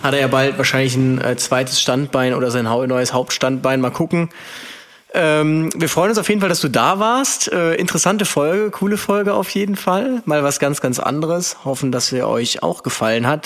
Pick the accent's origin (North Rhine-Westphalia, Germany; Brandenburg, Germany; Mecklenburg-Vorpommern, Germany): North Rhine-Westphalia, Germany; Aachen; now in Cologne, Germany; ich bin ja aus Aachen, ist fünfzig Kilometer entfernt